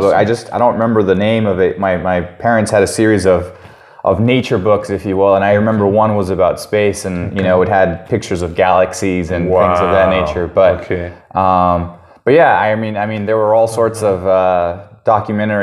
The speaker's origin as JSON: {"language": "English", "town": "San Diego", "region": "California", "country": "United States", "tie": "born or raised there", "also_born_or_lived": "Tijuana, Mexico", "said": "I was born in Tijuana, Mexico, right, to, you know, my parents, obviously, and we immigrated here when I was 3 years old, moved here to San Diego, or San Ysidro here, California. Where I did most of my schooling"}